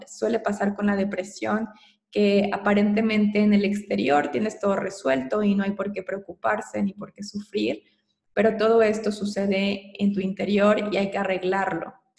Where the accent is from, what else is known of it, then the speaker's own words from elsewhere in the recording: Mexico; also born or lived in Querétaro / Mexico City; soy mexicana